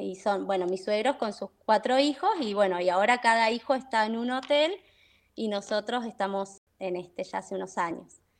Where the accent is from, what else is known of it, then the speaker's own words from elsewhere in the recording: Buenos Aires, Argentina; now in San Rafael, Argentina; También de Buenos Aires, sí, sí, también de Buenos Aires. Eh, me vine acá en el 2000, 2001